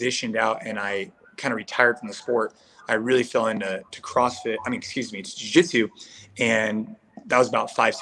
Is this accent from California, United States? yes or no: yes; Bay Area, California, United States; I grew up here in the Bay Area. So I'm in California